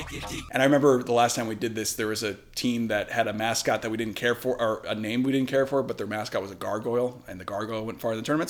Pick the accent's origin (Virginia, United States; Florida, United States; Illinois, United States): Virginia, United States; because Virginia, my home state